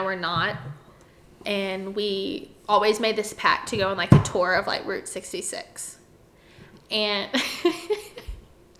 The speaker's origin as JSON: {"language": "English", "region": "Alabama", "country": "United States", "also_born_or_lived": "New York", "said": "I'm from Alabama"}